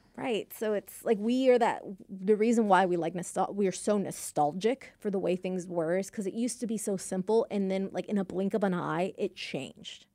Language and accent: English; Texas, United States; also born or lived in United Kingdom; my Texas high school had a British club, and I'm actually Brit-, a British citizen